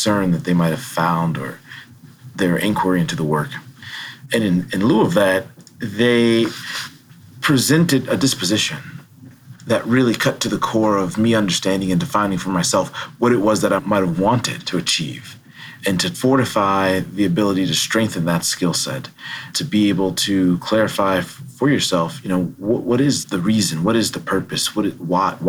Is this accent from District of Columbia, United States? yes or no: yes; Washington, District of Columbia, United States; also born or lived in Baltimore, Maryland / New Haven, Connecticut; now in Madison, United States; Growing up in Washington, D.C., with access to free museums and AC during the summer